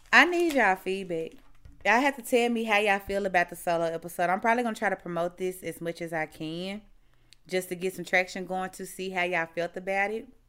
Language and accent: English; Mississippi, United States; moved away as an adult; now in Texas, United States; So, y'all know I'm from Mississippi, right?